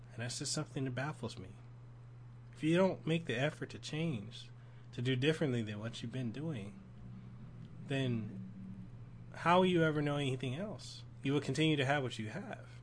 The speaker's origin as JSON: {"language": "English", "town": "Memphis", "region": "Tennessee", "country": "United States", "tie": "born or raised there", "moved": "yes", "lives_now": "Honolulu, United States", "said": "I grew up in this area, Norwood, this neighborhood, Norwood, in South Memphis"}